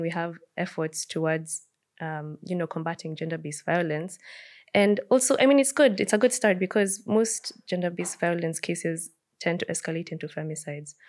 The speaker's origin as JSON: {"language": "English", "country": "Kenya", "said": "as a Kenyan society"}